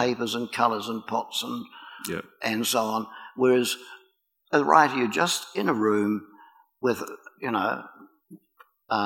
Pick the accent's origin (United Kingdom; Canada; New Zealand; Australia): New Zealand